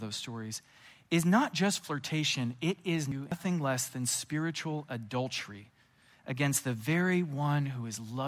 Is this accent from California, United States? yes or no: yes; California, United States; I'm from California